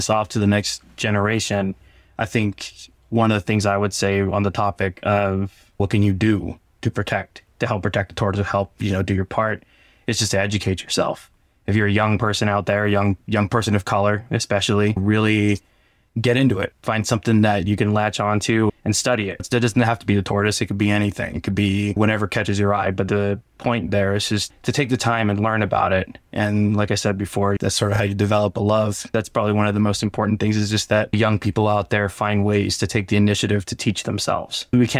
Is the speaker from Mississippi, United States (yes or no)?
no; Barstow, California, United States; Growing up in Barstow, you hear how much sucks in the desert, how much Barstow sucks.